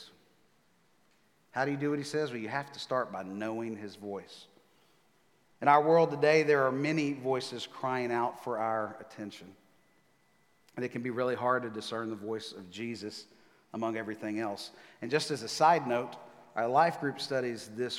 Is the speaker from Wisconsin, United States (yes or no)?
no; Texas, United States; moved away as an adult; now in Nashville, United States; I was born and raised in Texas. I'm a Texas guy.